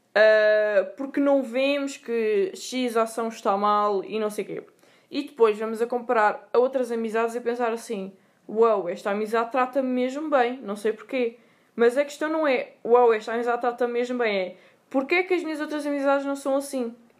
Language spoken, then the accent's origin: Portuguese; Sintra, Lisbon, Portugal; eu sou de Sintra.